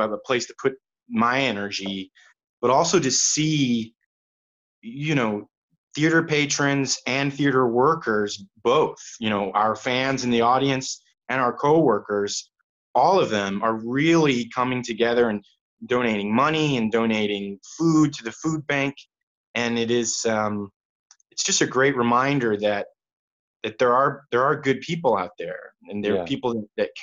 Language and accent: English; Kansas City, Missouri, United States; also born or lived in Fort Worth, Texas; we moved up here when I was 9. So I'm from here